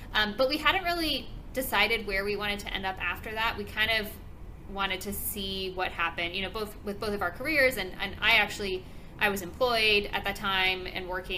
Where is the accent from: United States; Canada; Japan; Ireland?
United States; Richmond, Texas; also born or lived in Scotland / Sugar Land, Texas; I grew up in Richmond, and I always said I was never going to move back to the Sugarland Richmond area